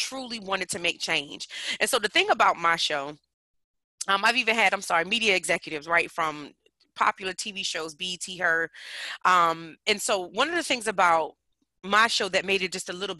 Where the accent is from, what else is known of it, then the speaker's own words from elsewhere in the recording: Newark, New Jersey, United States; now in Virginia, United States; I come from Newark, New Jersey. Shout out to the Bricks. Currently living in the Commonwealth, Virginia's for lovers